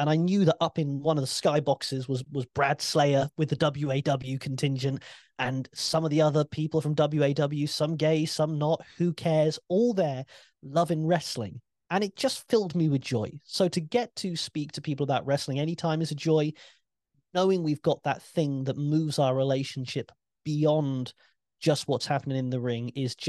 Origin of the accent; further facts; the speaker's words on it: United Kingdom; As a Brit, I have no shame with that.